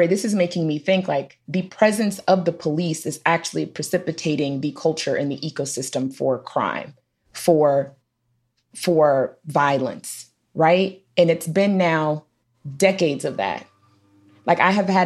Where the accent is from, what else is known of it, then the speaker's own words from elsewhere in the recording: Washington, District of Columbia, United States; moved away; also born or lived in Minneapolis, Minnesota; I grew up in DC